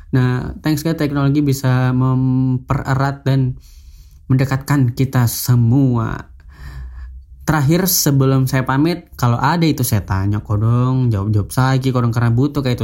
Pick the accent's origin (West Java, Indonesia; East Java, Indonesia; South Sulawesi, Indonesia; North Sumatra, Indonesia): South Sulawesi, Indonesia; Makassar; Gue gak perlu datang ke kota gue sendiri misalnya di Makassar. Saya itu orang Makassar